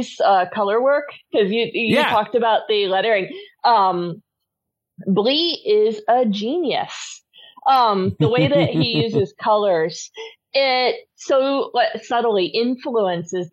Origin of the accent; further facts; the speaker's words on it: United States; moved away; also born or lived in United Kingdom; I spent a large portion of my childhood there, and I feel like I have the right as an American